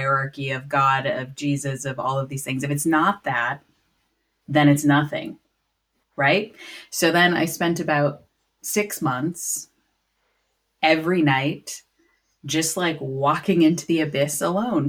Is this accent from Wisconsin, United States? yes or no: yes; Wisconsin, United States; So I was raised, I grew up in Wisconsin in the States